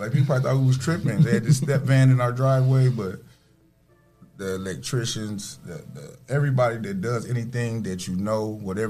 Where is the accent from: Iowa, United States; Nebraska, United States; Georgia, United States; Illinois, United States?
Illinois, United States; Chicago; now in Toledo, United States; I'm actually from Chicago, Illinois.